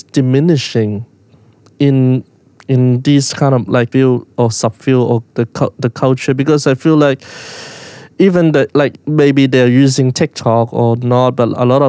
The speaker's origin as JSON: {"language": "English", "country": "Hong Kong", "tie": "born or raised there", "said": "someone growing up in Hong Kong"}